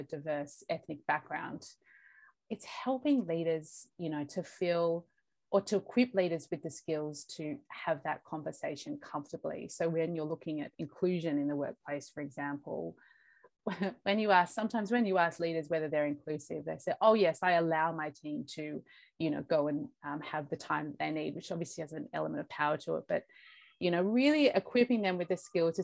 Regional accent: Australia; also born or lived in Bogota, Colombia; I was born in Bogota in Colombia. And I came over to Australia when I was 6 weeks old

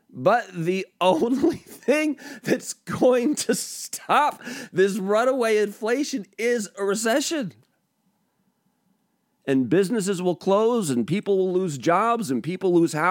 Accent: Spokane, Washington, United States; also born or lived in California / Portland / Seattle / Pullman; I was born in California. I went to high school in Spokane. I've lived in Portland uh, while I was growing up, uh, Seattle

